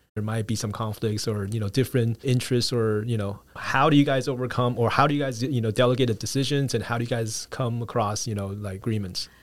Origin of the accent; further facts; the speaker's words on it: United States; we grew up in the States as well